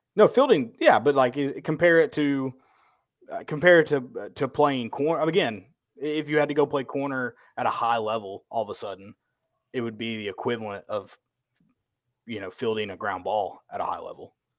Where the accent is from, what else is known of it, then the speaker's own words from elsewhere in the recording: the South, United States; we grew up in the South